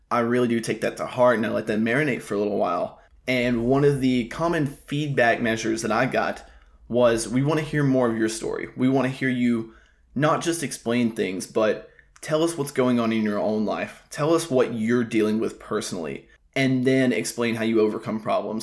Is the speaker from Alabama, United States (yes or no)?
yes; Alabama, United States; moved away as an adult; also born or lived in Tuscaloosa, Alabama; now in South Florida, United States; I'm already back in my hometown